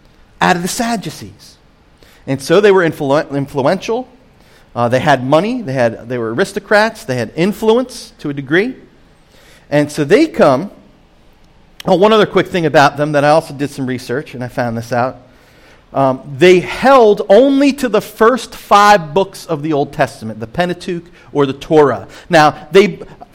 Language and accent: English; Point Pleasant, New Jersey, United States; I'm from Point Pleasant, New Jersey, a beach town